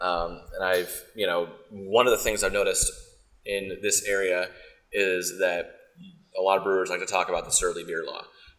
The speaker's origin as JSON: {"language": "English", "region": "Texas", "country": "United States", "moved": "yes", "lives_now": "Seattle, United States", "said": "I'm originally from Texas"}